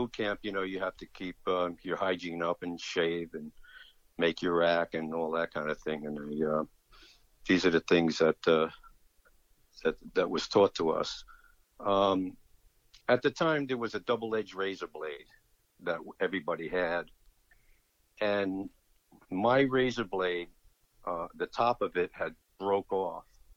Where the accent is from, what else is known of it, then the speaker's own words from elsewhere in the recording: Jersey City, New Jersey, United States; also born or lived in Millville, New Jersey; I was born in Jersey City on December 26, 1946.